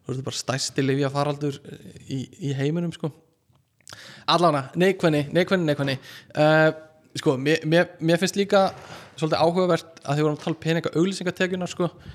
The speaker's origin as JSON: {"language": "Icelandic", "country": "Iceland", "said": "segist vera frá Íslandi"}